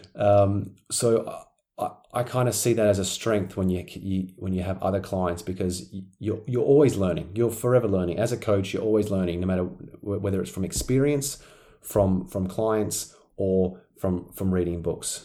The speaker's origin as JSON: {"language": "English", "town": "Perth", "region": "Western Australia", "country": "Australia", "tie": "born or raised there", "said": "I was very very busy in my in my hometown Perth, Western Australia"}